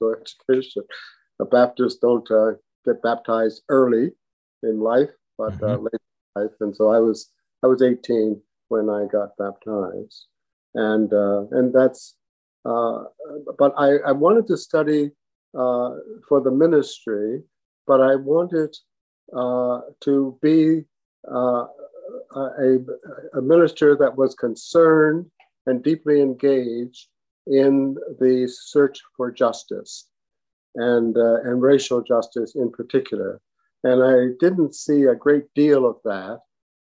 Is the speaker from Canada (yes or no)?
yes; New Glasgow, Nova Scotia, Canada; moved away; I was born and brought up in New Glasgow, Nova Scotia, in a segregated Black community